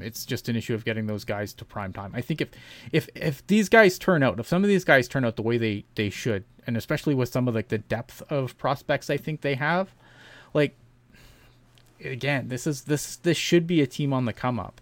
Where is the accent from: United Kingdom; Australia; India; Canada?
Canada; I'm Canadian